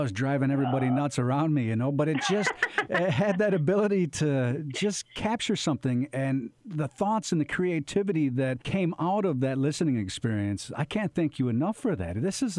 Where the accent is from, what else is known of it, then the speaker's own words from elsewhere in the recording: Seneca Nation territory, New York, United States; I grew up on Seneca Nation territory. I didn't grow up traditionally